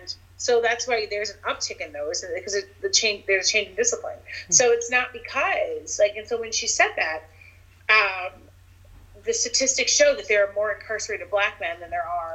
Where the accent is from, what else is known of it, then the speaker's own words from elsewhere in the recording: United States; I grew up black in America